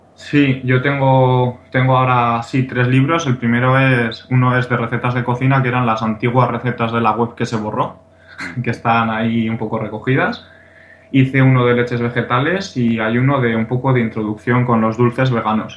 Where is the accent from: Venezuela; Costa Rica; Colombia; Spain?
Spain; Pamplona, Navarre; yo soy de Pamplona, aquí de, Navarra, España